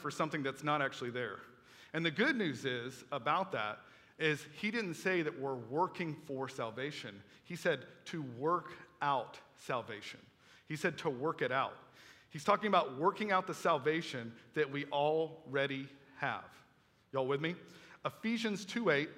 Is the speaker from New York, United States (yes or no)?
no; Melbourne, Florida, United States; I went to high school over at Melbourne High School